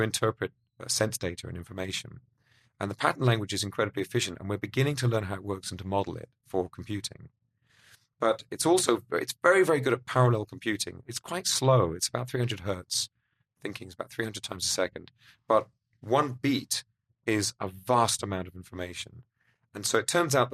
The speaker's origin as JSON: {"language": "English", "country": "United Kingdom", "said": "Being British"}